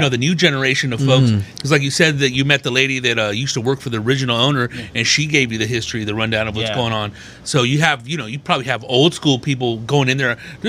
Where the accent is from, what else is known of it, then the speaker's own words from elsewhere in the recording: Riverside, California, United States; I'm from Riverside, California.